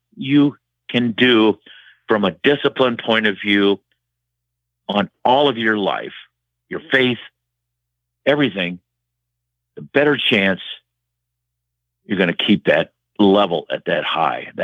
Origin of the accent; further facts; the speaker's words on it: Waterloo, Iowa, United States; Waterloo, my hometown